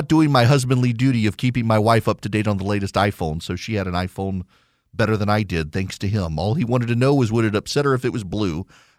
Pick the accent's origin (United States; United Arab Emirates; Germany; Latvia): United Arab Emirates; Dubai; I grew up in Dubai, lost track and touch with every single person I went to school with.